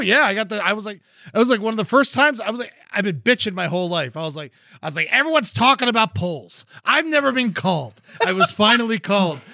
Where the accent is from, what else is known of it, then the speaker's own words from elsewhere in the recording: Florida, United States; now in California, United States; I grew up down in Florida, and it was a big part of my life